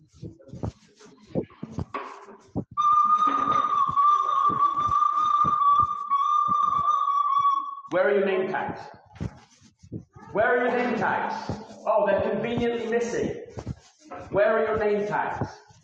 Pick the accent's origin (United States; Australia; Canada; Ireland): Ireland; now in United Kingdom; I'm an Irish gypsy being persecuted by the British state